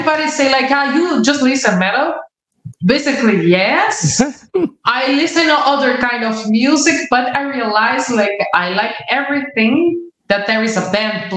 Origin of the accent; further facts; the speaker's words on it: a small city near São Paulo, Brazil; English is a second language; moved away as an adult; now in Greece; I'm from a small city closer to São Paulo.